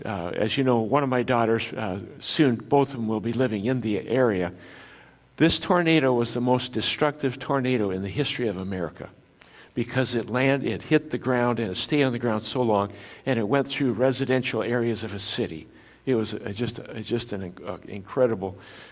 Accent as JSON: {"language": "English", "country": "Japan", "tie": "born there", "said": "I was born in Japan. My parents are missionaries in Japan, and so I was born in Japan of parents who were citizens of the United States, descended from Norwegian immigrants."}